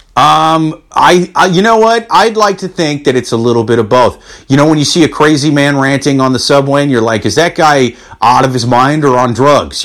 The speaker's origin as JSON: {"language": "English", "region": "Iowa", "country": "United States", "said": "I'm from Iowa. That's the Midwest."}